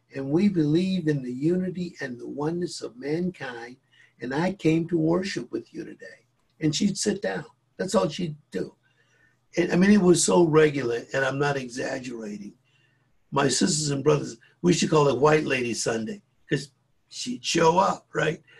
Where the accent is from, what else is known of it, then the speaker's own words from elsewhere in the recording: Greenville, South Carolina, United States; I grew up in South Carolina in a rigidly segregated uh, community, Greenville, South Carolina